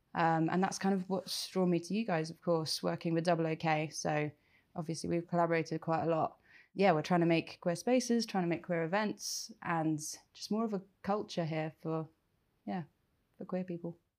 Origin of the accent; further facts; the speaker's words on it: Reading, South East England, United Kingdom; moved away as an adult; also born or lived in London; I grew up in Reading and wanted to work in theatre from a very young age.